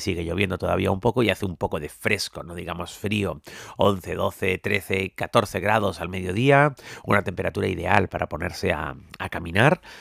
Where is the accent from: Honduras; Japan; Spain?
Spain; Tenerife, Canary Islands; Yo como soy de Tenerife, pues bueno, las cuestas no me preocupan demasiado porque en mi isla todo son cuestas